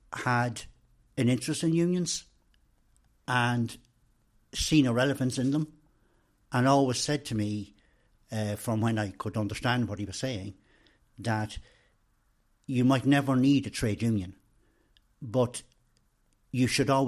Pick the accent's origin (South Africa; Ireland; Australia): Ireland; Randallstown, Leinster; born there; I was born in Randallstown, which is in Orrestown Kilberry parish of County Meath